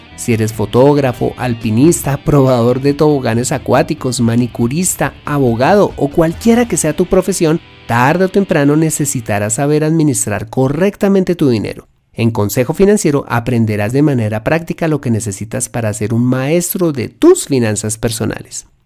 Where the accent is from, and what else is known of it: Colombia